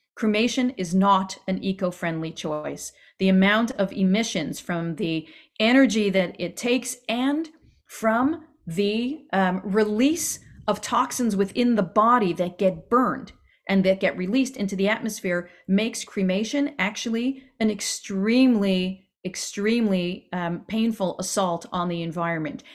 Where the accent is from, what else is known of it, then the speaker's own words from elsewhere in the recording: Quebec, Canada; accent: Canadian; moved away; I am Canadian, in case you didn't catch it in some of my pronunciation